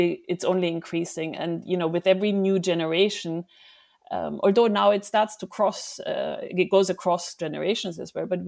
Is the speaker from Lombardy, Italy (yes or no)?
no; Emilia-Romagna, Italy; we come from Lambrusco land, right? So our wines are Lambrusco, the indigenous grapes from our area. So it's a very traditional wine in Emilia.